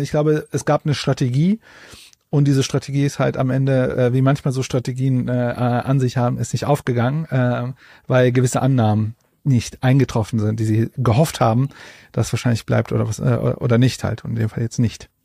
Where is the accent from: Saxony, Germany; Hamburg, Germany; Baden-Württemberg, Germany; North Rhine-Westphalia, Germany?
North Rhine-Westphalia, Germany; Ruhr area; Das ist erstmal Ruhrpott-Stolz. Ich komme ja auch aus dem Pott